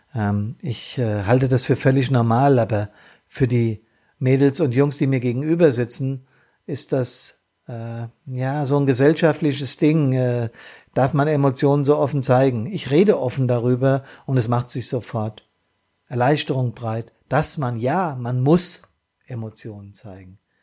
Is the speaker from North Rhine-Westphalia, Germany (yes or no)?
no; Bad Soden am Taunus, Hesse, Germany; hier in meiner Heimat. Das ist Neuenhain, Altnahen und Bad Soden